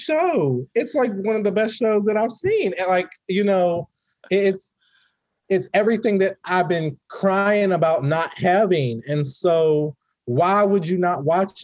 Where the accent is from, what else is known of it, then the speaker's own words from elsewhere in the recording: Pittsburgh, Pennsylvania, United States; I'm from Pittsburgh, Pennsylvania